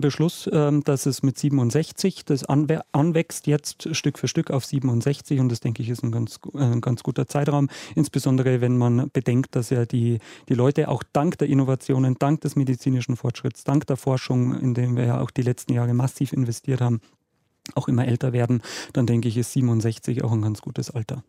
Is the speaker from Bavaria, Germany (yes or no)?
yes; Munich, Bavaria, Germany; meine Heimatstadt München